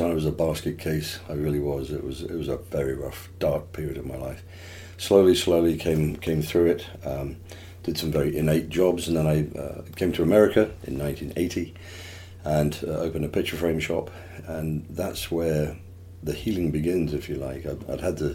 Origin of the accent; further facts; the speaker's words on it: Plymouth, South West England, United Kingdom; moved away; I was born in England, obviously, in a little place called Plymouth, where the Mayflower set sail from